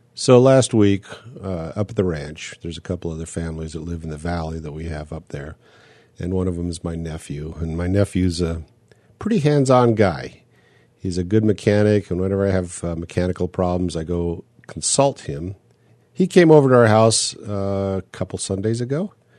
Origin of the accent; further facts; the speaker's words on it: United States; as an American